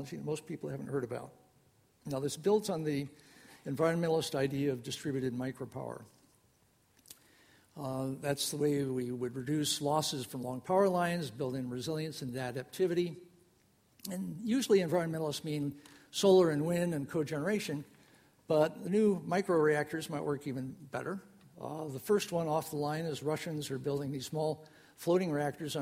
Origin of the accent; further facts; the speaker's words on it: Rockford, Illinois, United States; I grew up in Rockford, Illinois